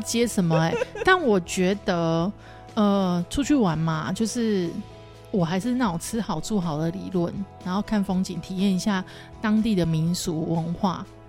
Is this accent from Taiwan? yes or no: yes; Taiwan; 我们台湾人